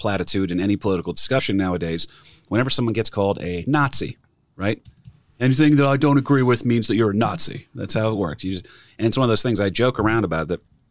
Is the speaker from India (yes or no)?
no; New Jersey, United States; New Jersey on this show. And it's a state that I'm very proud to be from